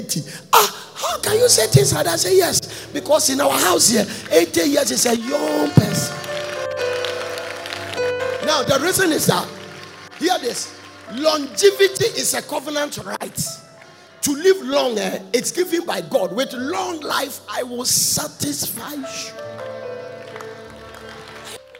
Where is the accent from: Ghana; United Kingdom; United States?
Ghana; moved away; I'm from Ghana.